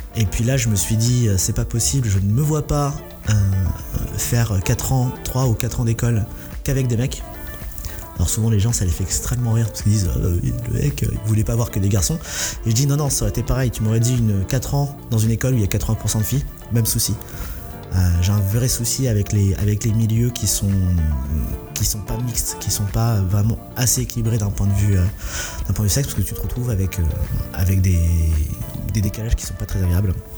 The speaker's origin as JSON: {"language": "French", "area": "Essonne", "region": "Île-de-France", "country": "France", "tie": "born or raised there", "said": "j'ai grandi dans l'Essonne"}